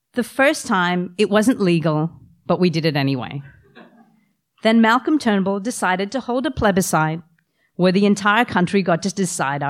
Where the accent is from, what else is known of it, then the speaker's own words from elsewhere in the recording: New South Wales, Australia; also born or lived in Canada; I was born in Canada, but grew up in Australia